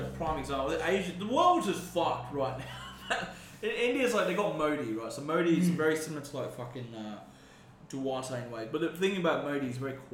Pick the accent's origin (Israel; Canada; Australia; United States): Australia; where I grew up in Australia